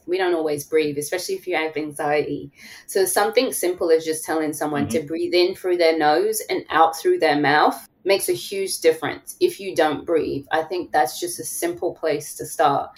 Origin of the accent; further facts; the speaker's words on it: London, United Kingdom; moved away as an adult; now in Atlanta, United States; I'm from London